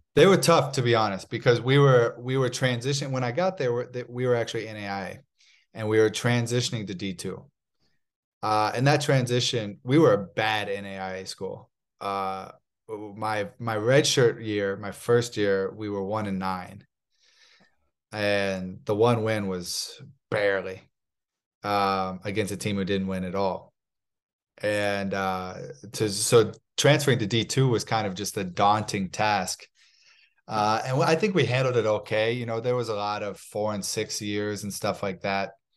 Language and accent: English; Palm Harbor, Florida, United States; moved away as an adult; also born or lived in Kansas City, Missouri; when I was two, we moved down to a town called Palm Harbor, Missouri, uh, Palm Harbor, Missouri, Palm Harbor, Florida in the Tampa Bay area. And I was raised uh, raised there